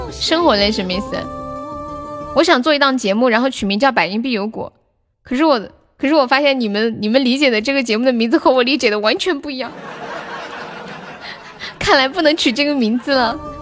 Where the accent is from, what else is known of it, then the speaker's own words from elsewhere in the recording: Sichuan, China; accent: Sichuanese; 我是四川的，不是重庆的，但我这里离重庆挺近的